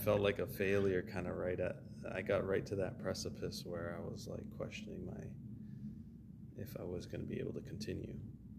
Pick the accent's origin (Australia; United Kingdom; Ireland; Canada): Canada; now in Los Angeles, United States; because when I immigrated here from Canada, I was like asking Barry, like, who can I connect with?